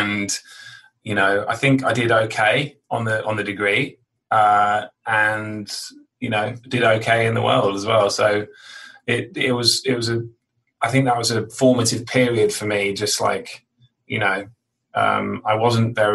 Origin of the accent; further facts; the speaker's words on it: London, United Kingdom; now in New York, United States; I grew up in London, sort of like on the out. I mean, actually, you say London or the countryside. It was kind of halfway between, you know, I was stuck in the middle of both, really, on the outskirts of London.